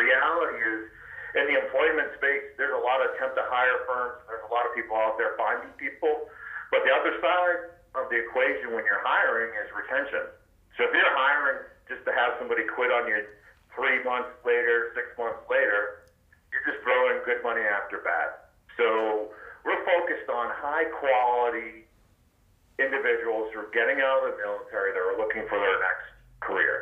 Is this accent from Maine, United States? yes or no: yes; Maine, United States; I grew up in Maine and joined the Navy right out of high school, served 21 years